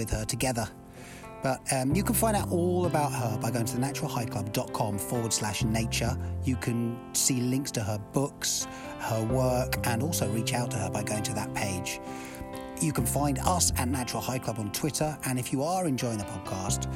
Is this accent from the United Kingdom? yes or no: yes; United Kingdom; moved away as an adult; now in United States; I'm from the UK